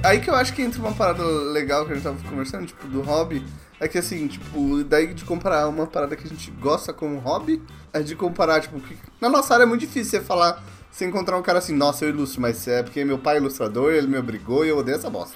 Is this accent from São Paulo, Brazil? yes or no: yes; Mauá, São Paulo, Brazil; moved away; Eu sou de Mauá, cara. Pô, minha família é toda de Mauá